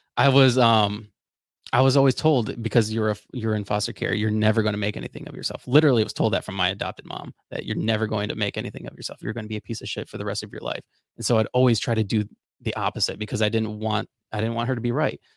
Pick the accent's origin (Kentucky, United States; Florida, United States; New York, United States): Florida, United States; I grew up in Florida.